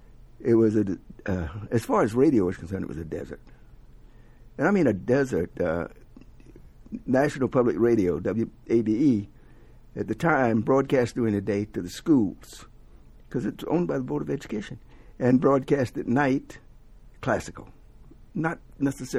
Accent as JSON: {"language": "English", "region": "the South", "country": "United States", "also_born_or_lived": "New York", "moved": "yes", "lives_now": "Atlanta, United States", "said": "I'm from the South originally"}